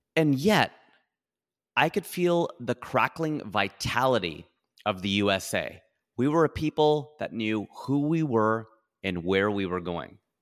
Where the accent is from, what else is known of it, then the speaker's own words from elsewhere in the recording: Ohio, United States; now in California, United States; I'm a boy from Ohio. who owns a plot of land in California.